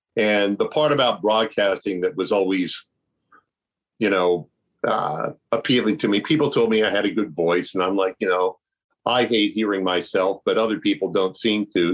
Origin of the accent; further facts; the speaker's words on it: Milford, Ohio, United States; also born or lived in Coshocton, Ohio / Lancaster, Ohio; I was born in Coshocton, and then we moved to Lancaster, and then we finally moved to Milford